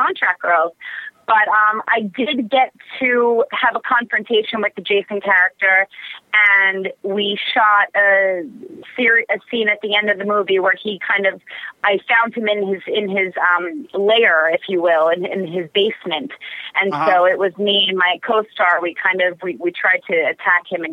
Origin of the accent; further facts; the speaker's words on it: Long Island, New York, United States; accent: New York; now in California, United States; I'm from Long Island, New York originally, but I'm pretty much a California girl now